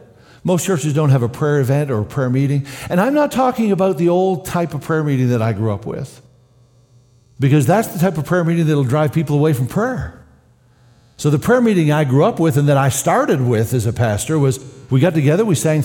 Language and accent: English; Canada; Of course, as a Canadian, I don't remember prayer ever happening in public school.